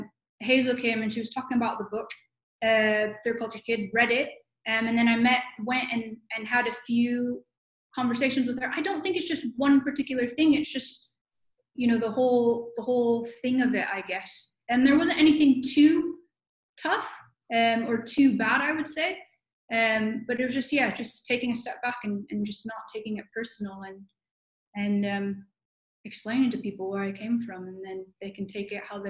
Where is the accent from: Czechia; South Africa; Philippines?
Philippines; also born or lived in United States; So I was Filipino, but both my parents are Filipino, but I was born in America and then moved back to the country where my parents are from. So I look like a Filipino, but I'm not Filipino.